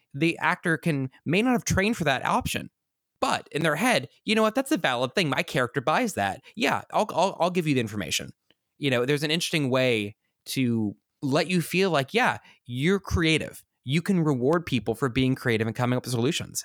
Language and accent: English; Kansas, United States; I grew up in Kansas